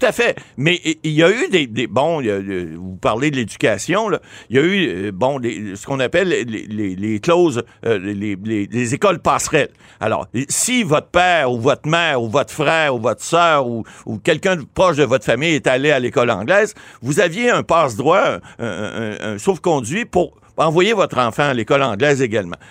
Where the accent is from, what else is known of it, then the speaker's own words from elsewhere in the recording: Ottawa, Ontario, Canada; Je suis natif d'Ottawa